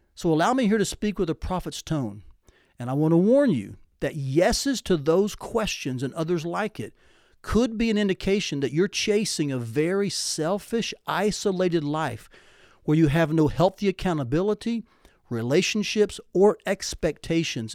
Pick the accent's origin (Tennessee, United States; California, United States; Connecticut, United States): Tennessee, United States; growing up in Tennessee